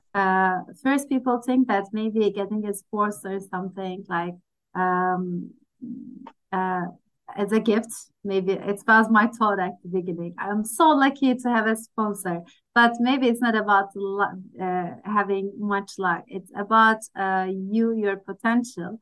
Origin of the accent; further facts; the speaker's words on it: Turkey; I'm from Turkey.